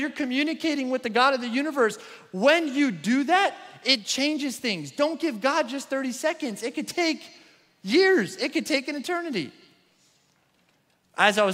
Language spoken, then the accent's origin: English; New York, United States; moved away; I'm from New York